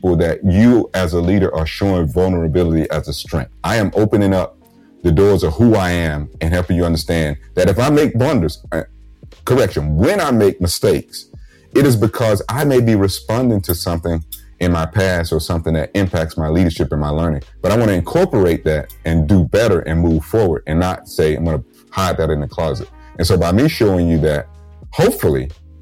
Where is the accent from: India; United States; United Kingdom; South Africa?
United States; Georgia; moved away; my home state of Georgia